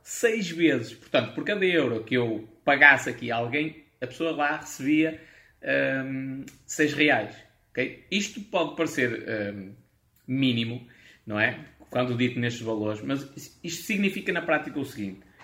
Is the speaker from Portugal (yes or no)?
yes; Portugal; accent: European Portuguese; eu sou um nacionalista, adoro o meu país, vou falar em português de Portugal